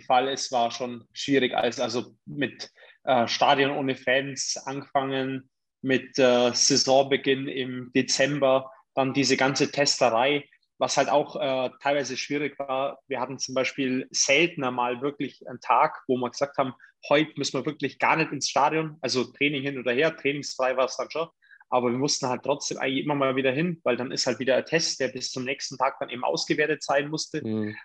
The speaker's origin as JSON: {"language": "German", "town": "Augsburg", "region": "Bavaria", "country": "Germany", "tie": "born or raised there", "also_born_or_lived": "Königsbrunn", "said": "ich bin eigentlich ein Göckinger"}